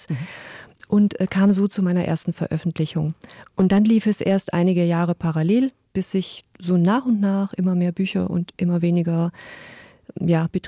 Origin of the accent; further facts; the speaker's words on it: Stuttgart, Baden-Württemberg, Germany; Also ich habe zum Teil für die Stuttgarter Zeitung meinem Heimatort ein bisschen äh, Kulturnews gemacht